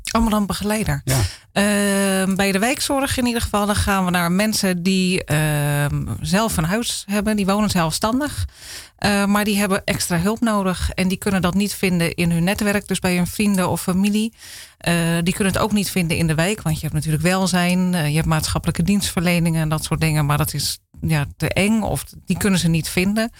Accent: Zaanstreek, North Holland, Netherlands; Ik ben geboren in de Zaanstreek

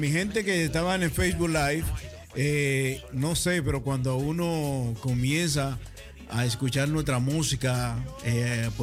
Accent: Dominican Republic; como dominicano, mi respeto para Haití, para todos los haitianos

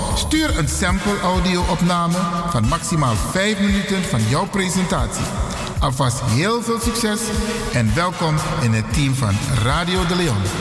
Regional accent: Suriname; first language Sranan Tongo; Dutch is a second language; now in Netherlands; Ik ben een Surinamer. Ik ben geboren in Suriname. Ik woon in Nederland

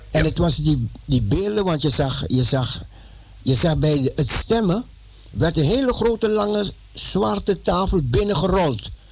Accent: Netherlands; mijn paspoort dat ik uit Nederland kwam

